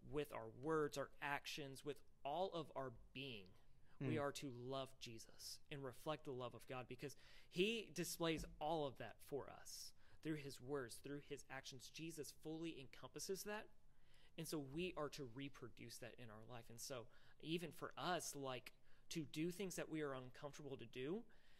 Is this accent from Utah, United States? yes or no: no; Louisville, Kentucky, United States; I grew up in Louisville, Kentucky.